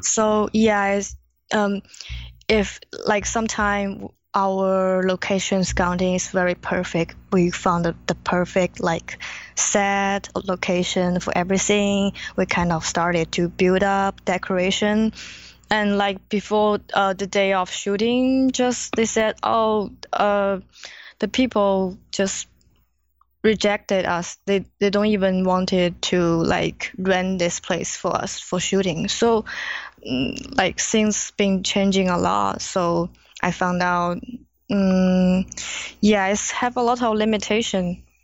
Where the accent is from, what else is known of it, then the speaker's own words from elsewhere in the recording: China; English is a second language; moved away as an adult; now in Los Angeles, United States; I was born in China